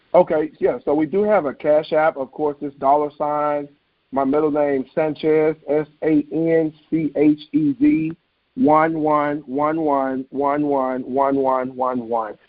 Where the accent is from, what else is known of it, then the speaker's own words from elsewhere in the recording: Memphis, Tennessee, United States; moved away as an adult; now in Bloomington, United States; I am from Memphis, Tennessee. Uh, born and raised. Uh, I now reside in Bloomington, Illinois.